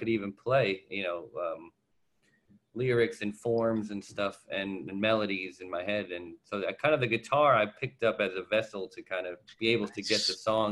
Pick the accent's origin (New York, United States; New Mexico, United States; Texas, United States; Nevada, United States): New York, United States; New York City; I grew up in Queens